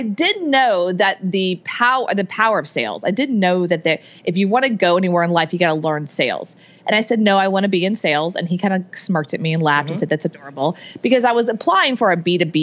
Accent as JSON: {"language": "English", "town": "Houston", "region": "Texas", "country": "United States", "tie": "born or raised there", "said": "I grew up in Texas, in Houston, Texas"}